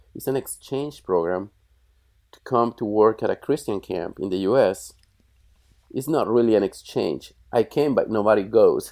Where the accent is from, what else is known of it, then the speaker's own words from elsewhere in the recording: Bogotá, Colombia; moved away as an adult; now in United States; I was born in Bogota, which is the capital